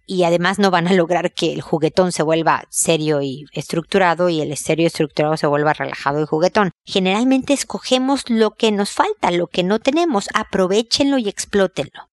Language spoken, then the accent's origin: Spanish; Mexico; now in Chile; yo vivo en Chile, soy mexicana, pero vivo en Chile